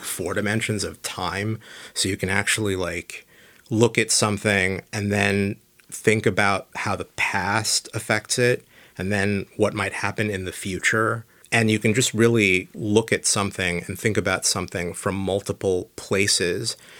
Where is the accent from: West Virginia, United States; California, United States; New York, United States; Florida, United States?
California, United States; San Diego; moved away; I grew up in San Diego